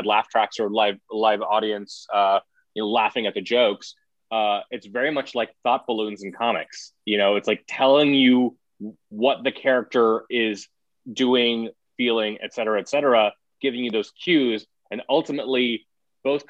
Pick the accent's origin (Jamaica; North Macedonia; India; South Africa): India; now in United States; as an immigrant growing up in India